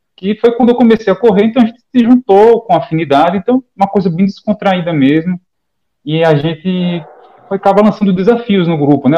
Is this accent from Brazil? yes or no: yes; Maceió, Alagoas, Brazil; now in Aracaju, Brazil; Eu, eu moro aqui em Aracaju, sou de Maceió, mas eu moro em Aracaju.